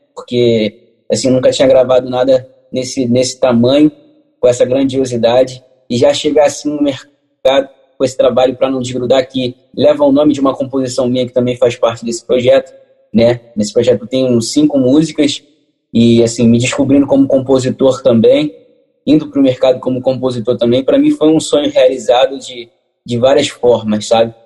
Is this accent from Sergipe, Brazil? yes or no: no; Rio de Janeiro, Brazil; Eu moro aqui no Rio de Janeiro, tá nascido e criado aqui no Catete